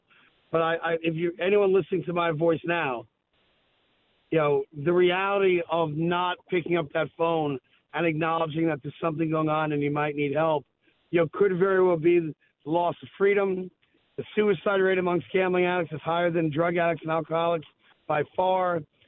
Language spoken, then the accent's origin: English; New York, United States; I'm a Knicks fan, obviously I'm a New Yorker.